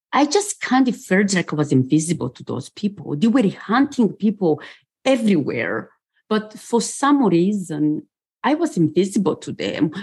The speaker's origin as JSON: {"language": "English", "country": "Rwanda", "tie": "born or raised there", "also_born_or_lived": "Bucharest, Romania", "moved": "yes", "said": "I was born in Bucharest, Romania, and I grew up in Rwanda."}